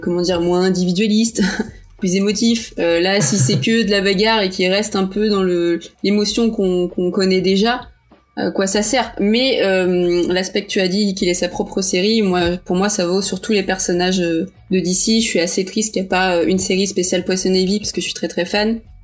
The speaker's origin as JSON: {"language": "French", "country": "Portugal", "said": "je suis portugaise"}